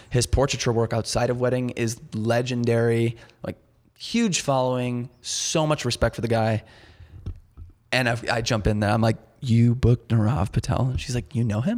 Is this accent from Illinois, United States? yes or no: yes; Chicago, Illinois, United States; born and raised in Chicago, really the suburbs